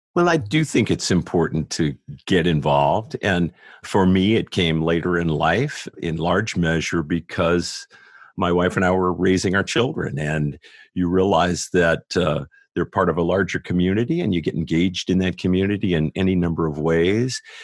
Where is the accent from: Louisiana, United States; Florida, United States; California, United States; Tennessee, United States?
California, United States; San Diego; moved away as an adult; also born or lived in Greenville, South Carolina / Los Angeles; now in Atlanta, United States; I grew up in San Diego